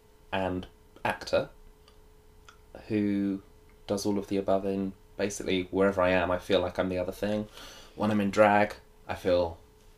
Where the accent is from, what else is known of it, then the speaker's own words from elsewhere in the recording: South Coast, South East England, United Kingdom; I grew up on the South Coast and it was nearby